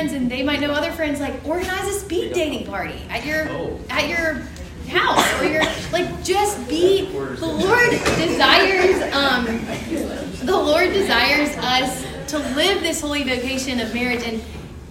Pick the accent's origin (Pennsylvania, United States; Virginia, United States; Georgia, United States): Georgia, United States; Macon; we're both from Macon